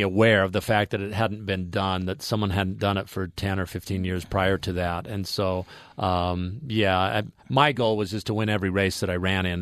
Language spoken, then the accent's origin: English; Ogden, Utah, United States; born or raised there; also born or lived in American Samoa